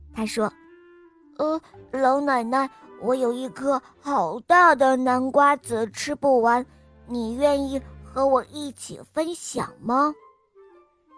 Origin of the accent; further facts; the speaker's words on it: Shanghai, China; 我来自上海